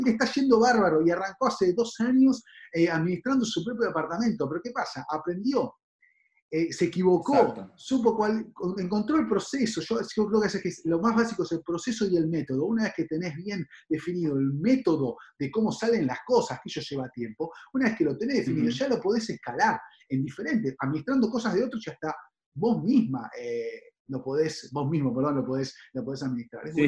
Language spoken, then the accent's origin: Spanish; Buenos Aires, Argentina; nos conocen mucho como el porteño, los que viven dentro de la capital